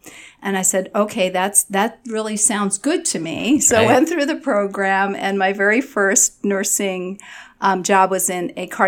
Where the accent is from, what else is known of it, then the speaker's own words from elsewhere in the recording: Long Island, New York, United States; I grew up on Long Island in New York.